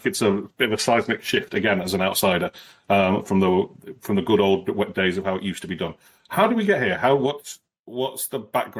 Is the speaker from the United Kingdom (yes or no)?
yes; United Kingdom; as a Brit